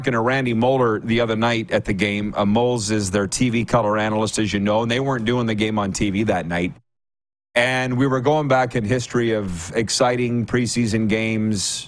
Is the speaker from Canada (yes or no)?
yes; the West, Western Canada, Canada; moved away; you and I are both from the West